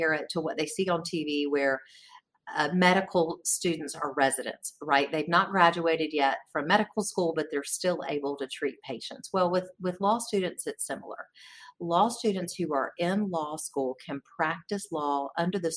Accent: Gaston County, North Carolina, United States; also born or lived in Charlotte, North Carolina; now in Raleigh, United States; I grew up in Gaston County, which is right beside Charlotte

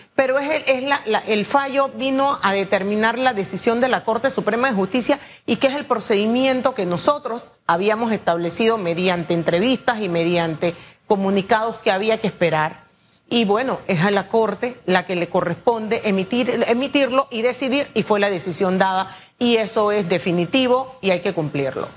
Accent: Panama; nosotros como panameño

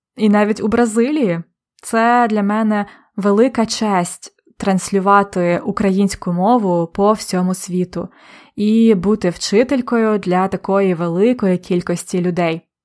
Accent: Polonne, Khmelnytskyi Oblast, Ukraine; moved away; недалеко від міста Полонне, де я народилась і виросла

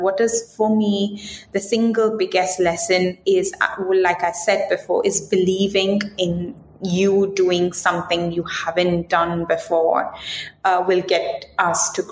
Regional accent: India; moved away as an adult; also born or lived in United Kingdom; I'm coming from India.

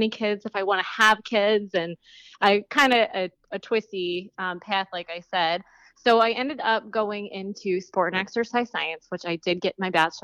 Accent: Akron, Ohio, United States; also born or lived in Hawaii / Washington, D.C. / Jacksonville, Florida; now in Virginia Beach, United States; I grew up in Ohio, Akron, Ohio

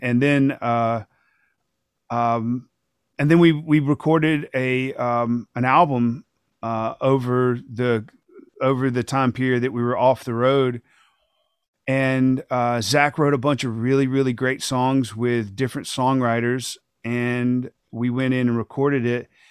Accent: Thomaston, Georgia, United States; small world pre-K in Thomaston, Georgia, that's my hometown. That's where I grew up

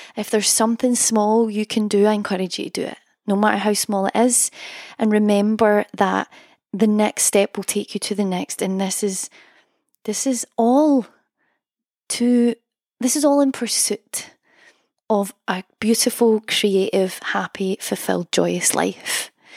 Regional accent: Scotland, United Kingdom; accent: Scottish; my Scottish accent

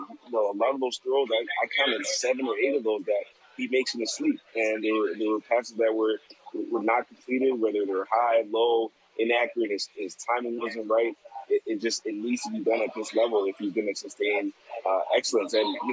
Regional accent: Toronto, Ontario, Canada; growing up in Toronto

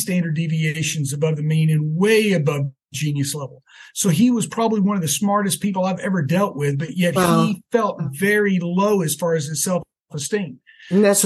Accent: Texas, United States; growing up in Texas in the 70s

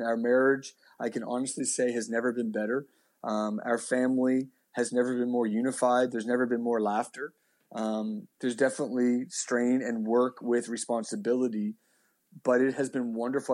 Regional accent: Halifax, Nova Scotia, Canada; born and raised in Halifax

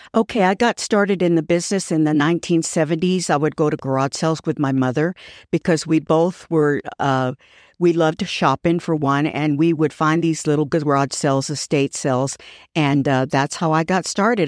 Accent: Fort Worth, Texas, United States; I was born and raised here

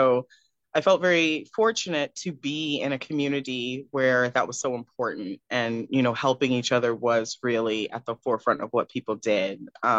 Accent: Cary, North Carolina, United States; also born or lived in Houston; now in Raleigh, United States; I'm originally from Houston, Texas, yes, but I grew up between Texas and North Carolina, so I'm presently in Raleigh, North Carolina, but I grew up in Cary, North Carolina, in between.

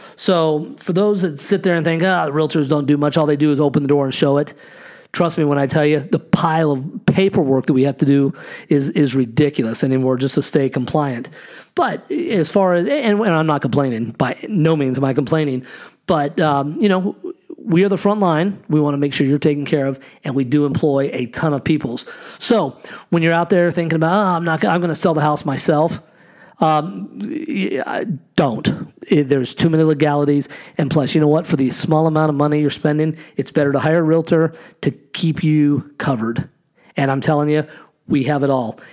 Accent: Scottsdale, Arizona, United States; I grew up in Scottsdale

